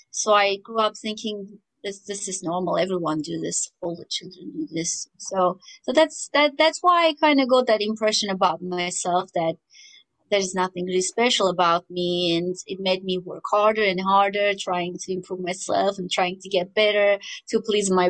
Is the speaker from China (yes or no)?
no; Armenia; moved away as an adult; also born or lived in United States; growing up in Armenia